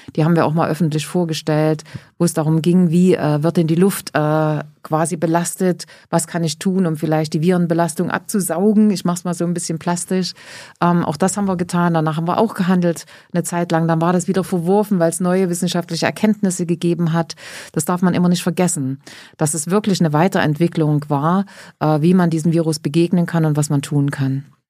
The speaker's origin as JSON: {"language": "German", "town": "Grimma", "region": "Saxony", "country": "Germany", "tie": "born or raised there", "also_born_or_lived": "Nordhausen, Thuringia", "said": "bin nach Sachsen, nach Grimma, dort, wo ich heute noch lebe"}